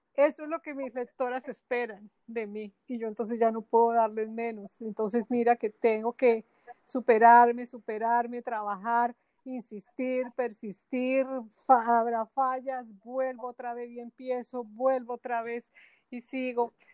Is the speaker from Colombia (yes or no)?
yes; Bogotá, Colombia; moved away as an adult; now in Barranquilla, Colombia; nací en Bogotá, y hice mi carrera, estudié mi carrera profesional eh, en una universidad en la capital del país